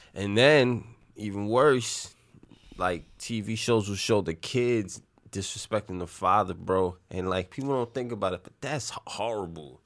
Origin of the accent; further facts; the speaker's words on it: New York City, New York, United States; we grew up in Little Italy, in the Bronx